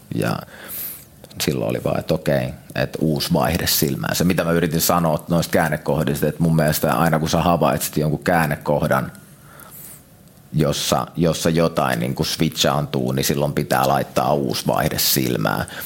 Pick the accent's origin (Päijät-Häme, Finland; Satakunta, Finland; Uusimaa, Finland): Päijät-Häme, Finland; Lahti; also born or lived in Vantaa; muistaakseni 6-7-vuotiaan me muutettiin Lahteen.